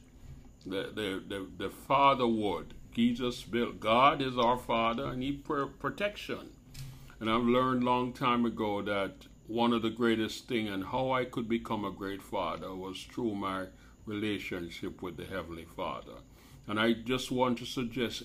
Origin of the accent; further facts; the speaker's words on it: Jamaica; I grew up in Jamaica